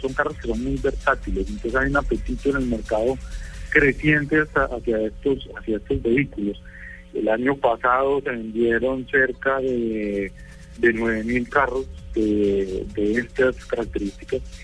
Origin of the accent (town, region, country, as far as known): Colombia